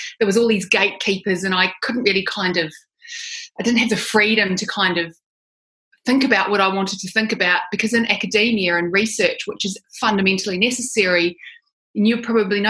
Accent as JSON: {"language": "English", "country": "New Zealand", "tie": "born or raised there", "moved": "as an adult", "lives_now": "Sydney, Australia", "said": "I'm a New Zealander. I grew up in New Zealand. I've lived in Sydney, Australia for about 20 years"}